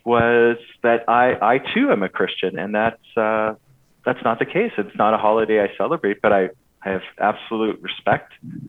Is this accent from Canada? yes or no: yes; Winnipeg, Manitoba, Canada; moved away; I grew up in Winnipeg for all of my childhood.